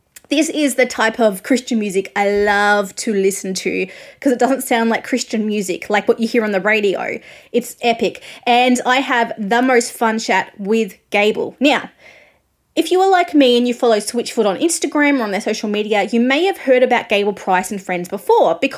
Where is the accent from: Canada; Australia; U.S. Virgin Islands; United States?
Australia; I am an Australian music journalist